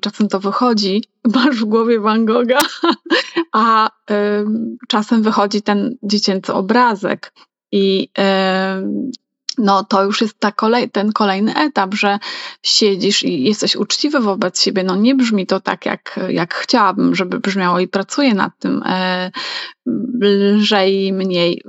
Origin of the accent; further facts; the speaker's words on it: Masovian Voivodeship, Poland; Ja jestem z Mazowsza